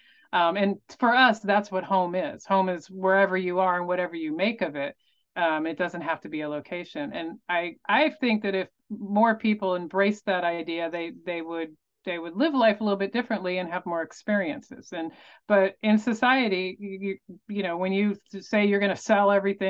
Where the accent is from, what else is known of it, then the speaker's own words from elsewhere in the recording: Tampa, Florida, United States; moved away; also born or lived in Denver, Colorado; I grew up in the Tampa Bay area of Florida